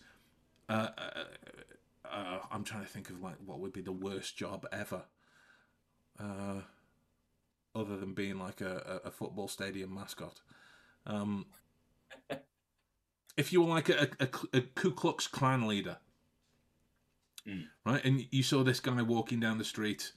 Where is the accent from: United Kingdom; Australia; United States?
United Kingdom; Stoke-on-Trent, West Midlands; we have Duck in Stoke.